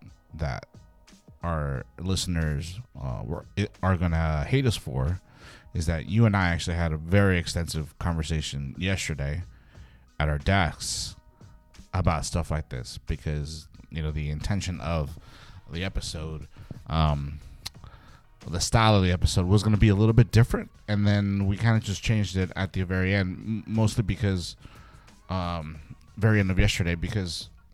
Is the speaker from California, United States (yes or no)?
yes; California, United States; born there; I was born in the Mission, but I left, you know, and didn't come back until, you know, a couple of decades after.